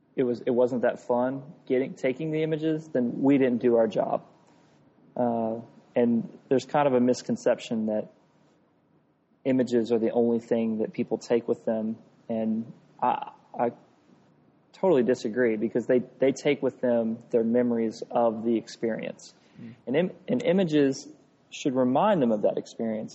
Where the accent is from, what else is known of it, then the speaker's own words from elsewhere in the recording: Atlanta, Georgia, United States; moved away as an adult; now in Birmingham, United States; I grew up in Atlanta